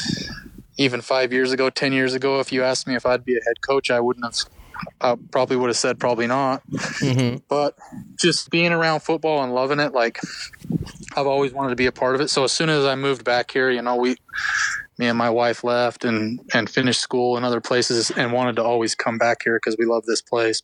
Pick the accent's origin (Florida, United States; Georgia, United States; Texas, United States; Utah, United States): Utah, United States; Kanab; I'm from Kanab. I grew up here